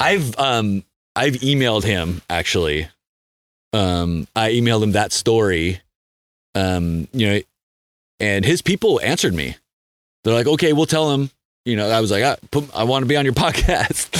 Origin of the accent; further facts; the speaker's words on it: San Diego, California, United States; also born or lived in Mammoth Lakes, California; I grew up in San Diego